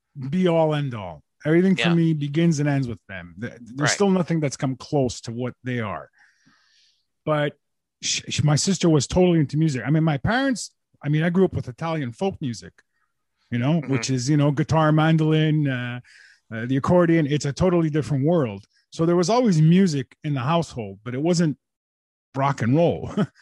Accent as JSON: {"language": "English", "town": "Montreal", "region": "Quebec", "country": "Canada", "tie": "born or raised there", "said": "So, I was born and bred in Montreal."}